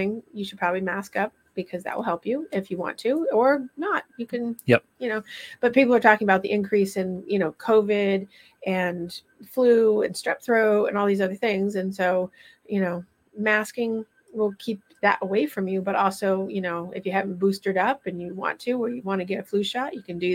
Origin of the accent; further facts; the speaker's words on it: Vermont, United States; moved away; I'm originally from Vermont